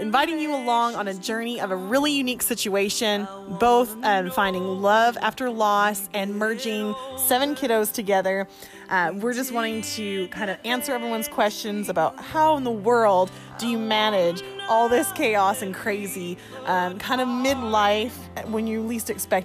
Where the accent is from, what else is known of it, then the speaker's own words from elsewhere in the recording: Canada; moved away as an adult; also born or lived in Nashville, United States; now in United States; I'm Canadian proud